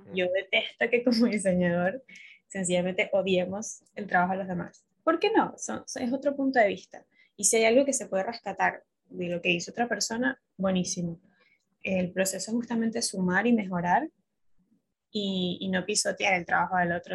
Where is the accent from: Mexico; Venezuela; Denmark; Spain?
Venezuela; Caracas, Capital District; moved away as an adult; now in Buenos Aires, Argentina; yo soy venezolana, caraqueña, pero entiéndame, tengo cinco años en Buenos Aires